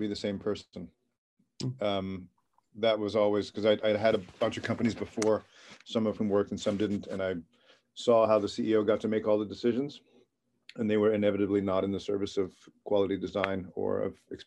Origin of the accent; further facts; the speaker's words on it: New York City, New York, United States; moved away as an adult; also born or lived in San Francisco; I grew up in Queens, New York, and came to San Francisco in the mid-1990s